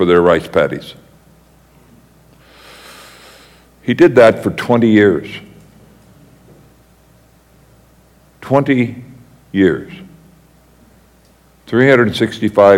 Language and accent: English; United States; being an American